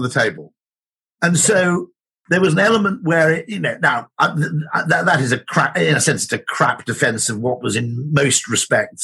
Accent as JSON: {"language": "English", "region": "Wales", "country": "United Kingdom", "tie": "born or raised there", "said": "I grew up in Wales, which is a bit weird like"}